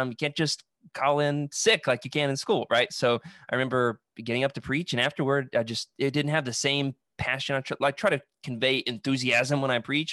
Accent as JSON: {"language": "English", "town": "Russellville", "region": "Arkansas", "country": "United States", "said": "I'm originally from Russellville, Arkansas"}